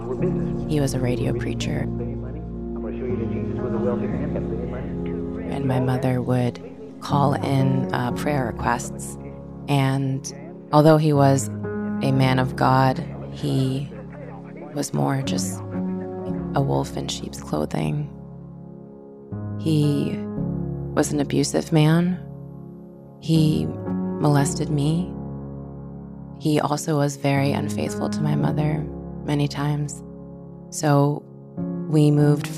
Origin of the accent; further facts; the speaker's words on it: Haverhill, Massachusetts, United States; I grew up in Haverhill, Massachusetts